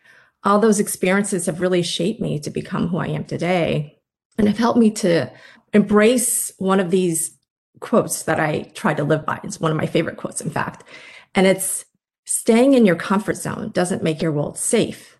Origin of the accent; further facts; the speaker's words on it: Midwest, United States; also born or lived in Indiana / Michigan; My family immigrated to the States when I was 7, and I grew up in the Midwest, both in Indiana and Michigan